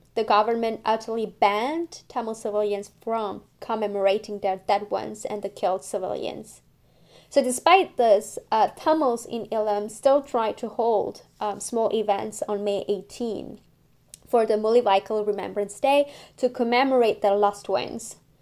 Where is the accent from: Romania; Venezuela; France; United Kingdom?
France; now in Montreal, Canada; I grew up in France, and I'm now living in Montreal.